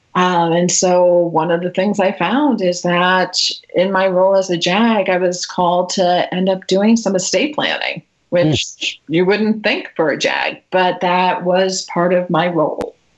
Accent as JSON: {"language": "English", "town": "Natick", "region": "Massachusetts", "country": "United States", "tie": "born or raised there", "said": "I grew up uh, just outside Boston mm-hmm. in Natick, Massachusetts."}